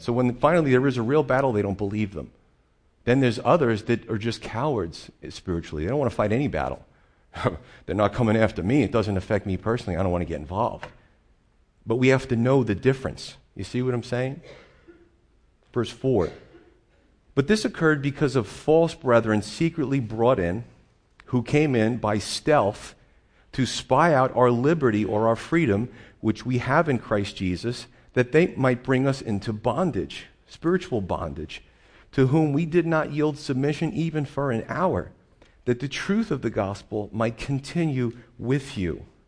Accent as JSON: {"language": "English", "region": "Northeastern United States", "country": "United States", "said": "we're Northeasterners"}